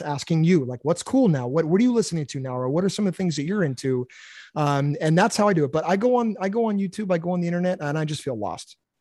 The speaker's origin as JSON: {"language": "English", "region": "Massachusetts", "country": "United States", "tie": "born or raised there", "said": "I grew up in Massachusetts"}